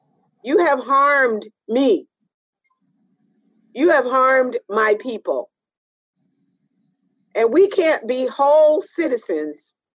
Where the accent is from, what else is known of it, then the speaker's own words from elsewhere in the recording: United States; We can't even come in because we're American, right?